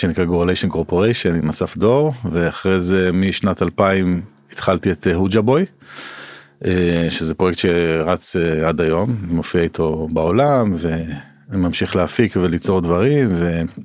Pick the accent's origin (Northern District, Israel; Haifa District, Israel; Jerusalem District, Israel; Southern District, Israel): Jerusalem District, Israel; Jerusalem; now in Tel Aviv, Israel; אני במקור ירושלמי, אני גר בתל אביב, עכשיו עובר לפרדס חנה